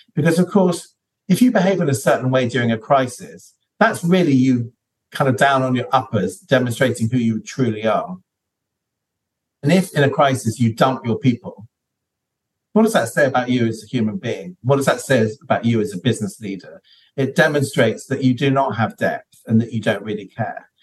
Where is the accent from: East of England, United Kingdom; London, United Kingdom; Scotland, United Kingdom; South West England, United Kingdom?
London, United Kingdom; I grew up in London, which is one of the most multicultural cities on the planet.